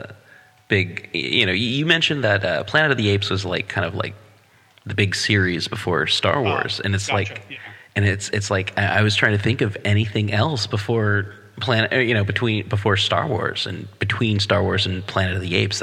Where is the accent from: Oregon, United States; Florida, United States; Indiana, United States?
Oregon, United States; Portland; in the 70s, early 80s as a kid growing up in Portland